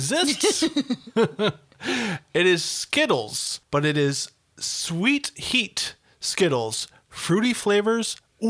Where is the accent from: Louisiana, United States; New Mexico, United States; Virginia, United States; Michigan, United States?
Virginia, United States; Fancy Gap; moved away; I do not know her, but since she is a native Virginian, and I am from Fancy Gap